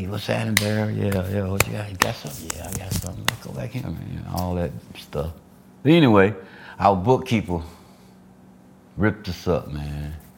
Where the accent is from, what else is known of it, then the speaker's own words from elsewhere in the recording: Alabama, United States; I was born and raised in Alabama, a little small town Alabama. But I migrated to Georgia